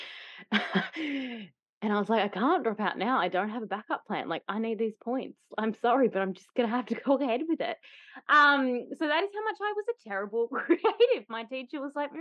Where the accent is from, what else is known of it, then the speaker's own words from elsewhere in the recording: Tasmania, Australia; moved away; also born or lived in Byron Bay; I grew up in Tasmania, but I'd moved and lived in Byron Bay for a little bit